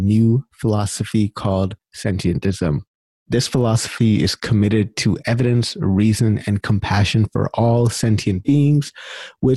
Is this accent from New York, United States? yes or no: no; California, United States; moved away as an adult; now in Winnipeg, Canada; I grew up in California, but I've moved here the last like 6 or 7